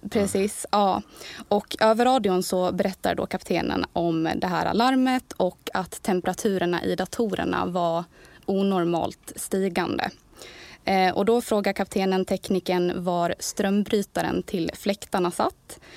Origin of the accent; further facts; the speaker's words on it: Borlänge, Dalarna County, Sweden; moved away as an adult; also born or lived in Kalmar; kommer ju från Borlänge